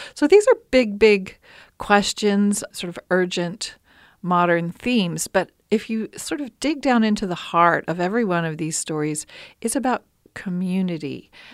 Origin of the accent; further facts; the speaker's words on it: Appalachia, United States; as an Appalachian woman